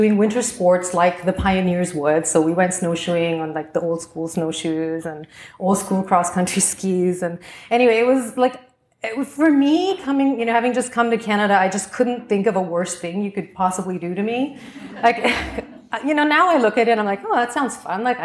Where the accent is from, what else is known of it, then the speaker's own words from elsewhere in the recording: Singapore; growing up in Singapore